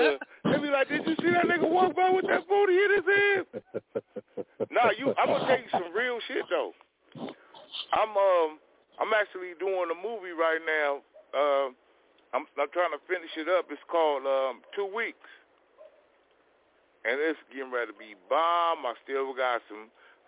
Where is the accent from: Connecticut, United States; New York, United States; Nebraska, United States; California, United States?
California, United States; Los Angeles; I'm from South Central